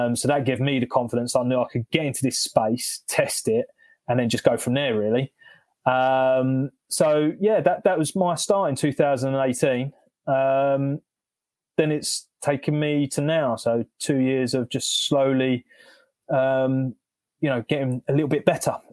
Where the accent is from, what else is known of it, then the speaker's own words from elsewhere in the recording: London, United Kingdom; moved away as an adult; now in North Hertfordshire, United Kingdom; I'm originally from South London. Now we're in North Betts, rural North Betts